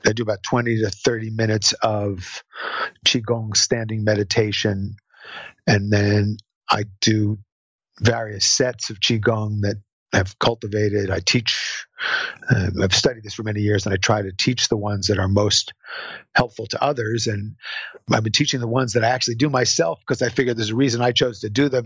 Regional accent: New Jersey, United States; I'm from New Jersey

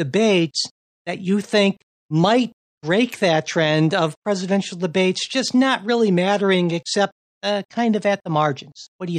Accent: Cleveland, Ohio, United States; my hometown of Cleveland, Ohio.

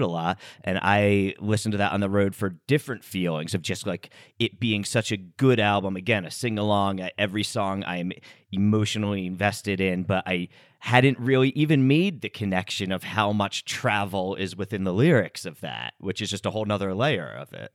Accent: United States; we grew up here in the States

